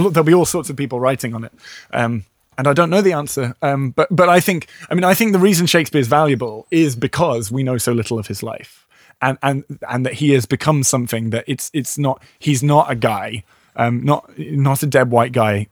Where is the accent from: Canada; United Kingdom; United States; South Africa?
United Kingdom; I'm too British